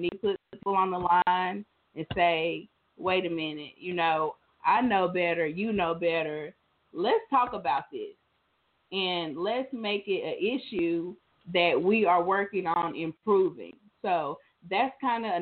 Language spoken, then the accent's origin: English; New York City, New York, United States; I grew up in New York. I was born in Queens